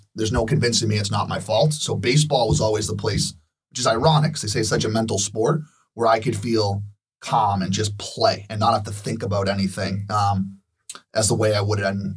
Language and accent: English; Arlington, Massachusetts, United States; growing up in Arlington, you play football, hockey, and baseball